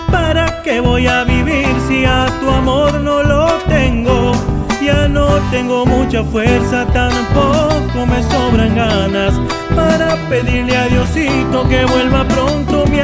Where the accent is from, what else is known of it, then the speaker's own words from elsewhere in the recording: Santiago del Estero, Argentina; soy de Santiago del Estero Capital.